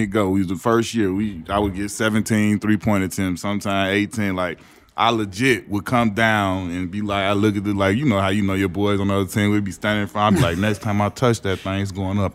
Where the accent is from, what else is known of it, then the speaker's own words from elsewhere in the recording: Chicago, Illinois, United States; I'm from Chicago